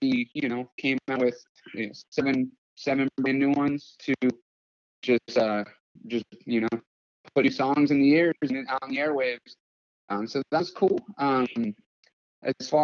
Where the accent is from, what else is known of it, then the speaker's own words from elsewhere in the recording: Pennsylvania, United States; now in Los Angeles, United States; I'm from Pennsylvania, but I currently live in Los Angeles